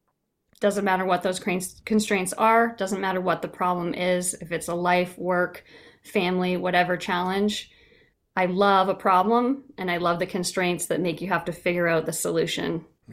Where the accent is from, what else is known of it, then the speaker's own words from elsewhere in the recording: Ontario, Canada; Okay, so I'm from Canada originally, so I was in Ontario, Canada, small town, English class.